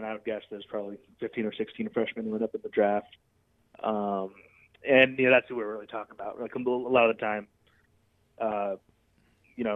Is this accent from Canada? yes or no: no; Chicago, Illinois, United States; I grew up in Chicago. I don't know if you guys knew that, but I'm from Chicago